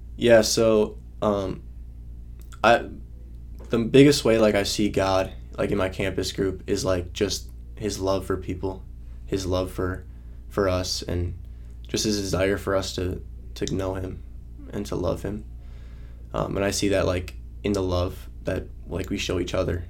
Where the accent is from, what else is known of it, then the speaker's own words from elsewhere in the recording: Northeast Wisconsin, United States; moved away as an adult; I'm from Wisconsin, Northeast Wisconsin, uh, and I grew up in a in a loving home